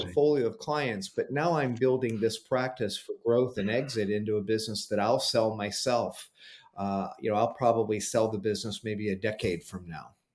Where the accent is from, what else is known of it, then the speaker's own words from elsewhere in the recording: Cleveland, Ohio, United States; my hometown of Cleveland, Ohio